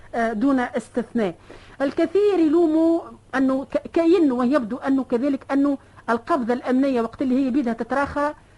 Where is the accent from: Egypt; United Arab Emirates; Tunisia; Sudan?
Tunisia; انا كمواطنه تونسيه